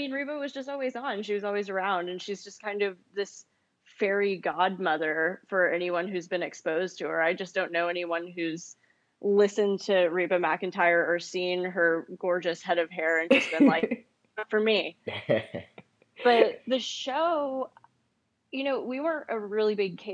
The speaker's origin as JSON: {"language": "English", "town": "Huntsville", "region": "Texas", "country": "United States", "tie": "born or raised there", "said": "I grew up in East Texas. I grew up in Huntsville."}